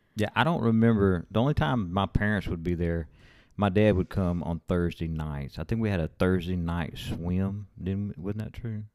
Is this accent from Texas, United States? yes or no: yes; Rotan, Texas, United States; now in Alabama, United States; we live in Alabama now, but we're from West Texas. We're from Rotan, Texas.